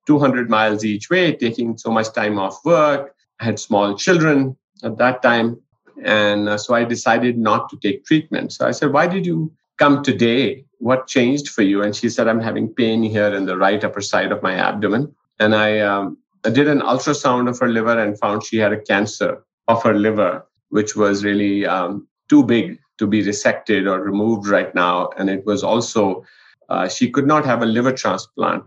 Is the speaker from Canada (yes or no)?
no; India; now in New Mexico, United States; I grew up in India in a household where both my parents were physicians